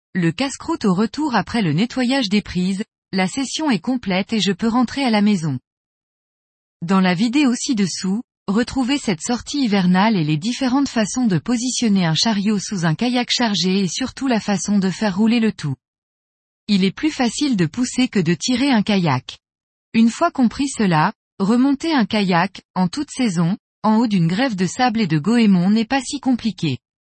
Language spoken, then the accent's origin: French; Brittany, France; Chez nous, en Bretagne